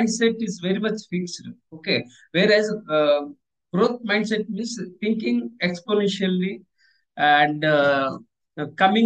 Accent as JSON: {"language": "English", "country": "India", "said": "I am from Indian Air Force, so I served my country"}